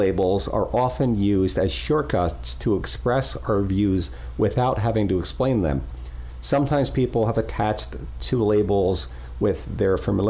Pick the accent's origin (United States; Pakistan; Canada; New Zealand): United States; Fort Pierce, Florida; I grew up in Fort Pierce in the 70s and 80s.